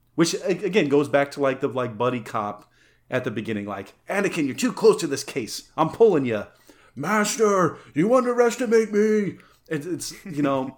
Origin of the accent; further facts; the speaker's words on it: San Luis Valley, Colorado, United States; growing up in the San Luis Valley, where the spring is windy as shit.